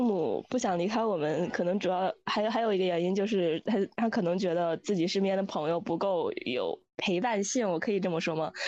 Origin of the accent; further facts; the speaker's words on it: Dalian, Liaoning, China; 然后之前我说我是北方人